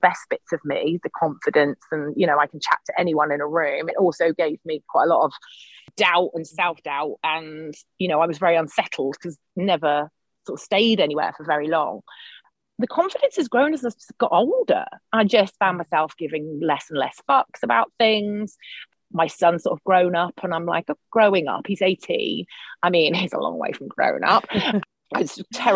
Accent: United Kingdom; moved away as an adult; also born or lived in Brighton; now in Portland, United States; I'm British, obviously, but I live in Portland in Oregon, and we moved here 7 years ago for my husband's job.

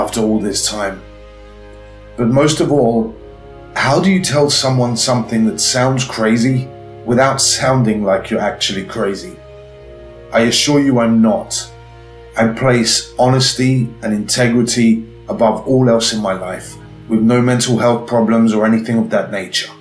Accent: London, United Kingdom; moved away as an adult; also born or lived in Switzerland / Madrid; I grew up poor in London, single mother, me and my brother and sister, absolutely no money.

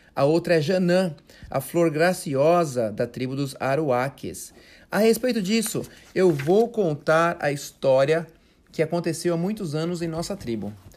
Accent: Brazil; now in United States; tava eu, ele e um outro brasileiro aqui nos Estados Unidos

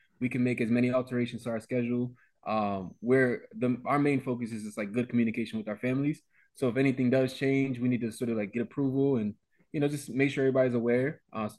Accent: Reading, Pennsylvania, United States; I'm from Reading.

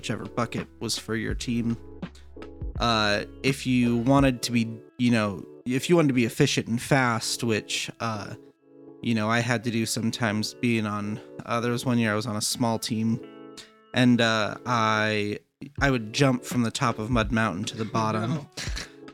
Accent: Arizona, United States; I'm from Arizona, and so it was the Arizona Assembly of God

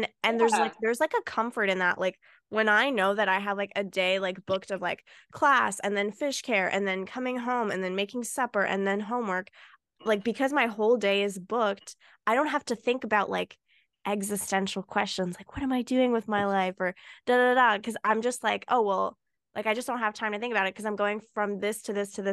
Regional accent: Canada; I was born in Canada.

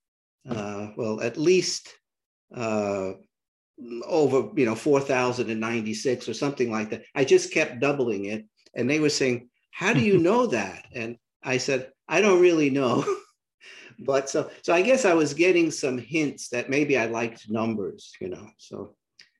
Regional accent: New York City, New York, United States; accent: New York City; moved away as an adult; also born or lived in southern United States; I grew up in New York City. I still have my New York City accent, apparently

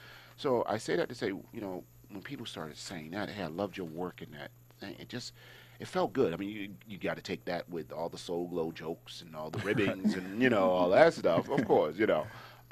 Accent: East Coast, United States; And I was like, yo, you know, I'm from the East Coast. We don't roll like that, right?

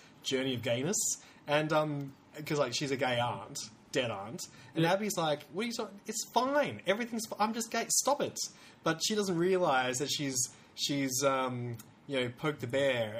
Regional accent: South Australia, Australia; Because I come from South Australia.

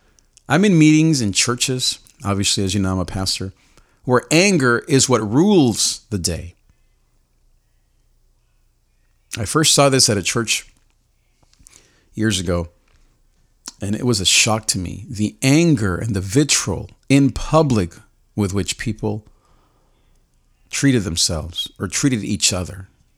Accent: Nicaragua; because of the context where I grew up in Nicaragua

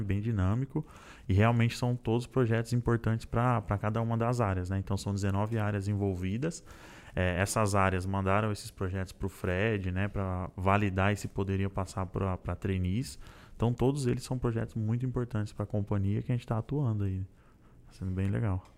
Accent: Santo André, São Paulo, Brazil; sou de Santo André, do Grande ABC Paulista

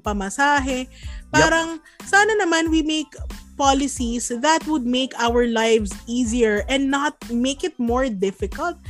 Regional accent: Manila, Metro Manila, Philippines; Taga Maynila ako

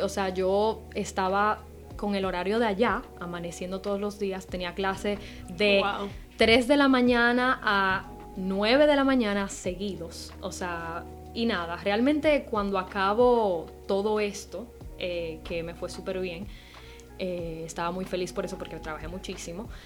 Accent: Dominican Republic; moved away as an adult; also born or lived in Amsterdam; soy dominicana en Santo Domingo

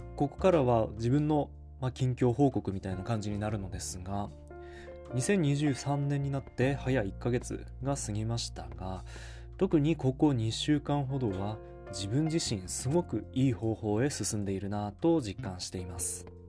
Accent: Ishikawa, Fukushima, Japan; 地元の石川町役場

